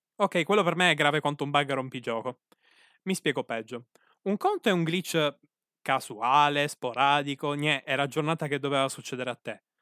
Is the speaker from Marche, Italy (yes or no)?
no; Sicily, Italy; qui dalle mie parti terre sicule